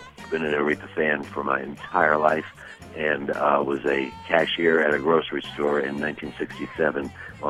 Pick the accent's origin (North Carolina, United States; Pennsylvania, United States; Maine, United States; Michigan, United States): Michigan, United States; Detroit; I'm from Detroit, Michigan.